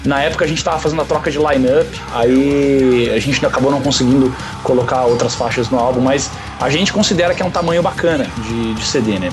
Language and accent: Portuguese; Santa Catarina, Brazil; now in Curitiba, Brazil; Eu, eu sou de Santa Catarina, é, numa região que é não, tá, não é tão frio que nem Lages